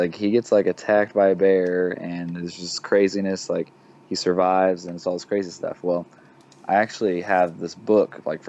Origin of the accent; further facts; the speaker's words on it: Chautauqua, Kansas, United States; moved away as an adult; also born or lived in Oklahoma; now in Fort Smith, United States; I'm from Chautauqua, Kansas, and it's like literally 20 minutes from all three of those states